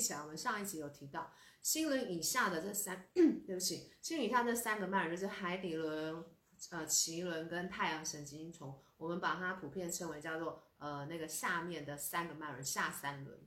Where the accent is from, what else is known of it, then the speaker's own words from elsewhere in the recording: Taiwan; 我们台湾人